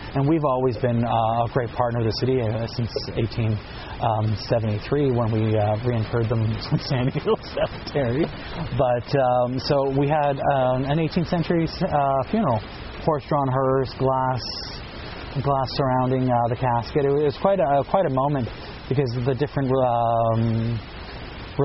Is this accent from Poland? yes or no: no; Ottawa, Ontario, Canada; I'm born and raised here in Ottawa. Like any good Ottawa, I'm half French Canadian, half Irish